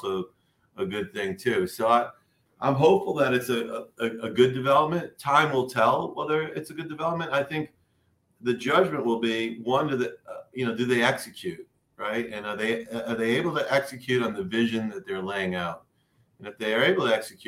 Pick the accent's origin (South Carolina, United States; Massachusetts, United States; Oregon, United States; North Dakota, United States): Massachusetts, United States; Boston; I grew up in Boston